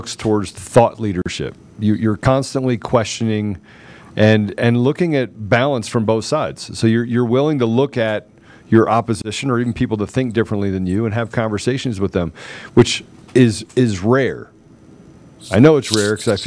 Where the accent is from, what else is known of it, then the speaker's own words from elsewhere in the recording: Washington, District of Columbia, United States; I grew up in Washington, D.C.